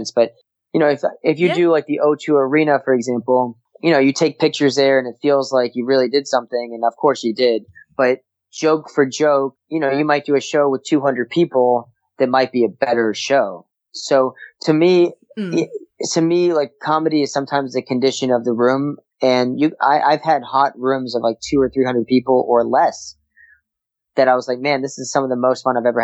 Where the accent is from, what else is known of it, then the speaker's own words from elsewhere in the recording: United States; as an American